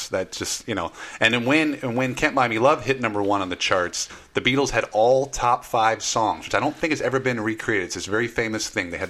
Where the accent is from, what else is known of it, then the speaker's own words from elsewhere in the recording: Hawaii, United States; also born or lived in St. Louis; now in Los Angeles, United States; I grew up in Hawaii.